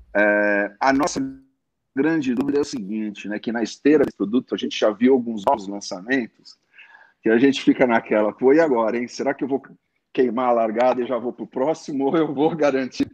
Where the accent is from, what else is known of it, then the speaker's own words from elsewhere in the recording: Santos, São Paulo, Brazil; moved away as an adult; eu nasci em Santos